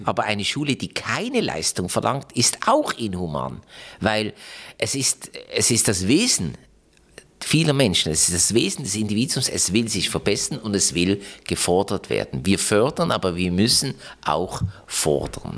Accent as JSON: {"language": "German", "town": "Basel", "region": "Basel-Stadt", "country": "Switzerland", "tie": "born or raised there", "said": "Das ist leider Gottes mein Heimatkanton, Basel-Stadt"}